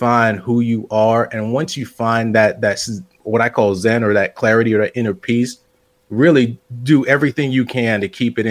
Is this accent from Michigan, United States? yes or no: no; West Palm Beach, Florida, United States; moved away as an adult; also born or lived in New Jersey / Tampa, Florida / St. Petersburg, Florida / Sarasota, Florida; now in Asheville, United States; raised in West Palm Beach